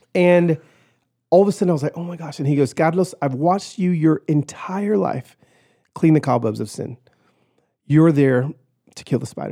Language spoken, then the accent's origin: English; Pico Rivera, California, United States; I was born in East L A, in Pico Rivera